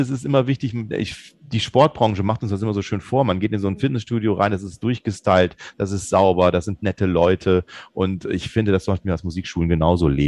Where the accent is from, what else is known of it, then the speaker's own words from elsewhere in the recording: Bonn, North Rhine-Westphalia, Germany; Also es ist ja, wir kommen aus Bonn. In Bonn ist eigentlich eine recht gute Kundschaft.